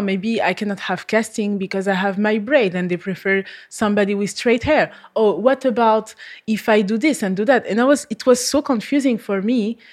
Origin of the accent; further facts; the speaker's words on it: France; English is a second language; moved away as an adult; now in Malta; I come from France